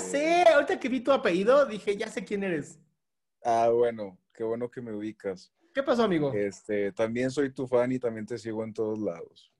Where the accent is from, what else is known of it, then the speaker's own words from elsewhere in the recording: Chihuahua, Mexico; moved away as an adult; now in Querétaro, Mexico; soy originario de Chihuahua